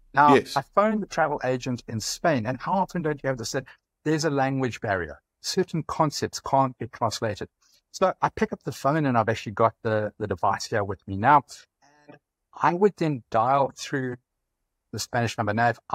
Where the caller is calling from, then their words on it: South Africa; I'm calling from South Africa.